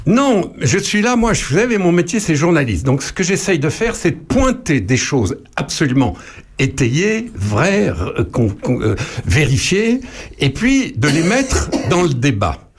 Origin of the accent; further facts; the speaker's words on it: France; chez nous, en France